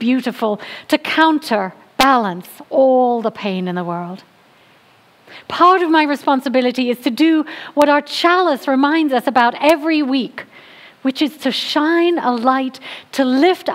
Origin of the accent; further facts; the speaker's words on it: England, United Kingdom; moved away; I'm from England